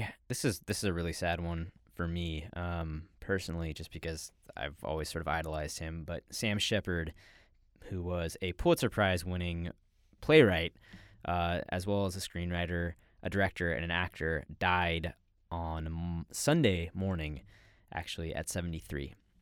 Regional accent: United Kingdom; No, I'm actually British. I'm a British person.

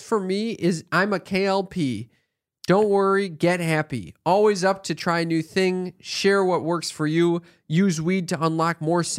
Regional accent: United States; accent: American; With my stupid American accent?

